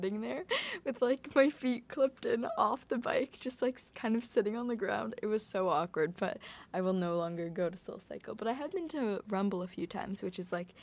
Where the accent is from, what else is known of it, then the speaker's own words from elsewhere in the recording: Toronto, Ontario, Canada; We're also from Toronto